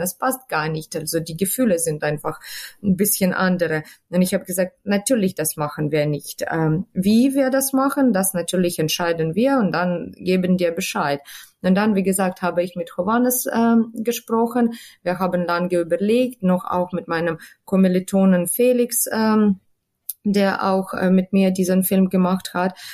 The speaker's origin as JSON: {"language": "German", "town": "Kharkiv", "region": "Kharkiv Oblast", "country": "Ukraine", "tie": "born or raised there", "second_language": "German", "moved": "as an adult", "lives_now": "Hanover, Germany"}